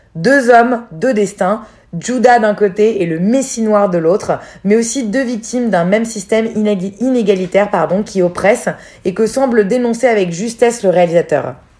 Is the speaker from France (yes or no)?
yes; France; en tant que Français